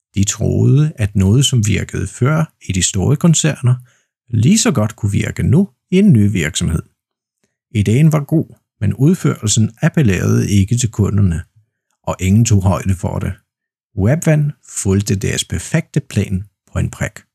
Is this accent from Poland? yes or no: yes; Poland; Danish is a second language; Jeg er vaskeægte polak, jeg er født og opvokset i Polen, og jeg bor i Poznan